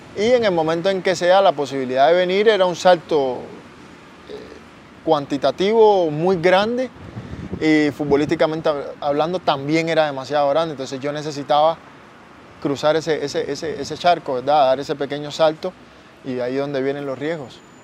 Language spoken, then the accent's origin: Spanish; Cuba; moved away as an adult; now in Costa Rica; de donde yo vengo, que es Cuba